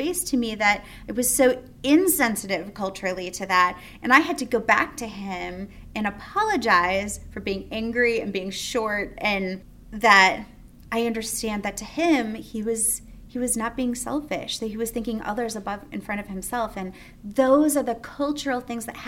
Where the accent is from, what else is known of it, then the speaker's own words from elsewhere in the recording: United States; we're from America